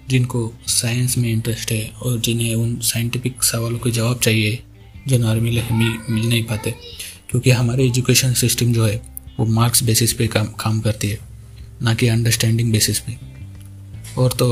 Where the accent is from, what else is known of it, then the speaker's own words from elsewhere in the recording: Maharashtra, India; और मैं महाराष्ट्र से हूँ मैं अभी इक्कीस साल का हूँ